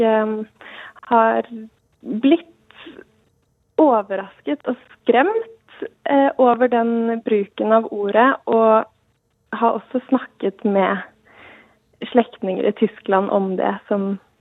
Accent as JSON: {"language": "Norwegian", "country": "Norway", "tie": "born or raised there", "said": "Jeg er oppvokst i Norge"}